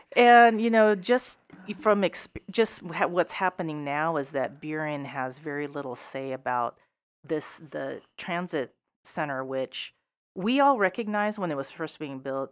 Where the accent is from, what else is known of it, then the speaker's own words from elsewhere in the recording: Seattle, Washington, United States; also born or lived in Issaquah Plateau, Washington / Burien, Washington; I grew up in South Seattle, And finally, affordable housing was available back in the late eighties because they widened I ninety. People started moving east. Um, we actually landed on the Issaquah Plateau